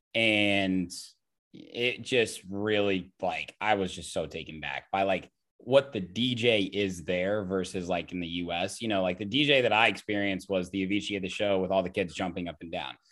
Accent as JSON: {"language": "English", "region": "Indiana", "country": "United States", "tie": "born or raised there", "said": "I grew up in Indiana"}